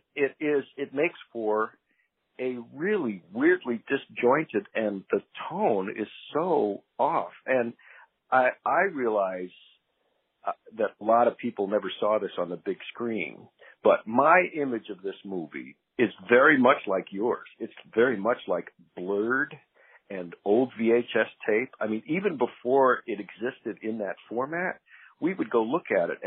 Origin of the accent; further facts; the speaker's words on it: Boulder, Colorado, United States; I grew up in Boulder. I was 10 that summer